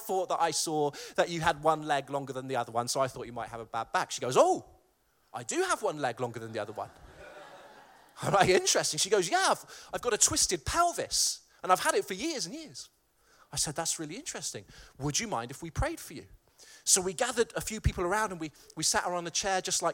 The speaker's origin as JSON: {"language": "English", "town": "Malvern", "region": "West Midlands", "country": "United Kingdom", "tie": "born or raised there", "said": "my hometown of Malvern"}